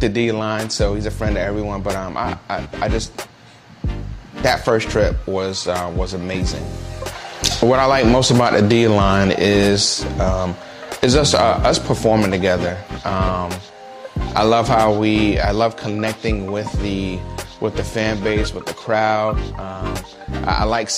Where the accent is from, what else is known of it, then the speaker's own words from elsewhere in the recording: New York City, New York, United States; now in Jacksonville, United States; I'm originally from Brooklyn, New York. Now I live in Jacksonville